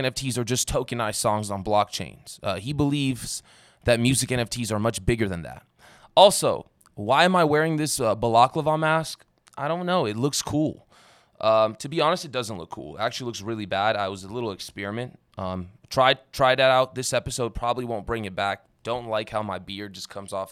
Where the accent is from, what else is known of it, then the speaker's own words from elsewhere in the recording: Las Vegas, Nevada, United States; I'm from Las Vegas, and I met a lot of young rappers growing up.